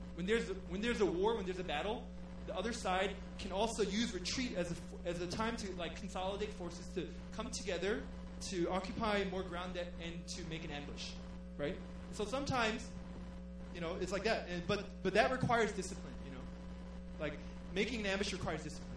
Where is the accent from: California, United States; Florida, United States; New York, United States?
New York, United States; moved away as an adult; now in Korea; I'm from New York